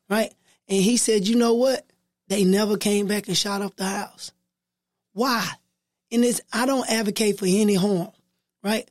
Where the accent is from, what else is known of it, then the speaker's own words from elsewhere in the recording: Texarkana, Texas, United States; I was born in Watley. I grew up in Texarkana. I've been in Texarkana all my life